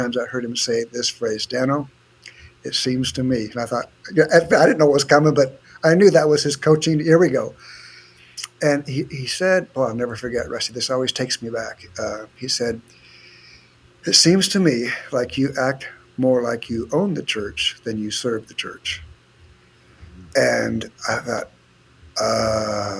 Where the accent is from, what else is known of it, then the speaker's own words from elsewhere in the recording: San Diego, California, United States; I am one of the few native Southern Californians born and raised in San Diego